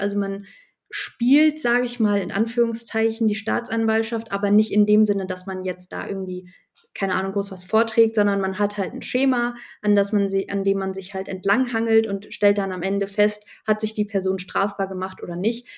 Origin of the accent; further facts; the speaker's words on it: Hesse, Germany; bei uns in Hessen